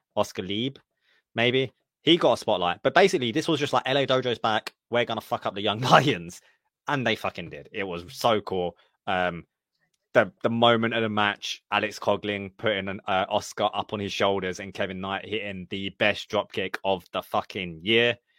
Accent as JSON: {"language": "English", "country": "United Kingdom", "said": "I'm happy to be known as the British friend"}